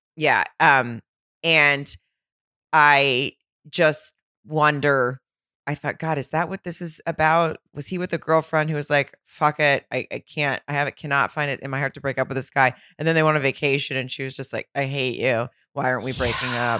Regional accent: Arkansas, United States; moved away; also born or lived in Fayetteville, Arkansas; my hometown in Arkansas, in Lowell, Arkansas, which is right outside of Fayetteville

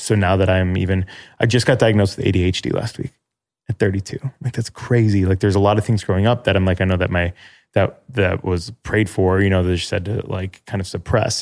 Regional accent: Chicago suburbs, Illinois, United States; now in Chicago, United States; I'm thirty-two, from Chicago, live in Chicago, from Chicago suburbs

